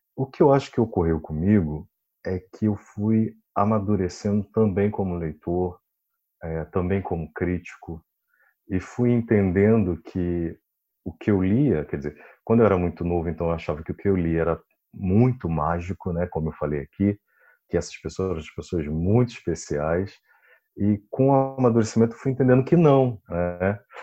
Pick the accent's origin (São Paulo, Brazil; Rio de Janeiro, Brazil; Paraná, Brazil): Rio de Janeiro, Brazil; Eu sou do Rio, da Zona Oeste do Rio de Campo Grande